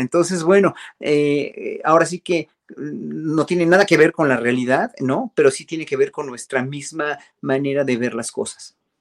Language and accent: Spanish; Mexico; uno como mexicano